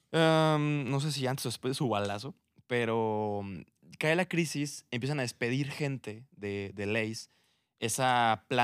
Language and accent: Spanish; Mexico; oye, güey, somos mexicanos, nos encanta el picante